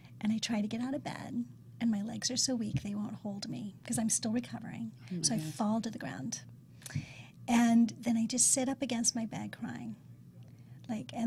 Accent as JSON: {"language": "English", "region": "Ohio", "country": "United States", "tie": "born or raised there", "said": "I was born in Ohio"}